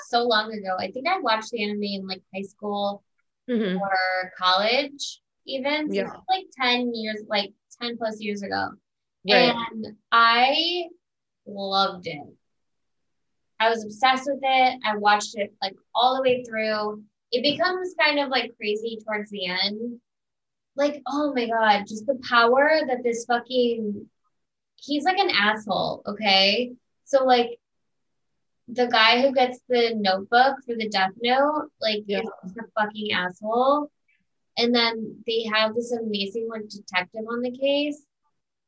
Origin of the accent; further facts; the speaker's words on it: Highland, Indiana, United States; I'm from Highland, Indiana. I'm from 15 minutes away from there, born and raised